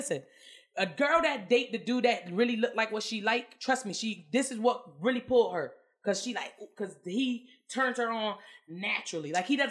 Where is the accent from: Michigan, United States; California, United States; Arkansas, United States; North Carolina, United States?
Arkansas, United States; I'm from Arkansas.